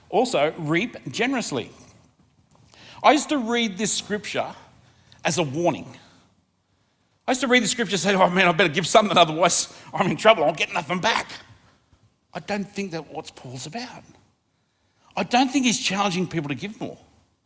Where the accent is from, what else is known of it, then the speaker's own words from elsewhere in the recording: Australia; I love being Australian. I think we live in the luckiest country in the world